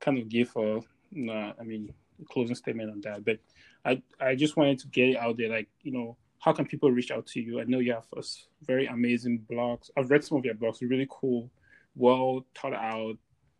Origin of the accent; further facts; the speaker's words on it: Cameroon; I'm from Cameroon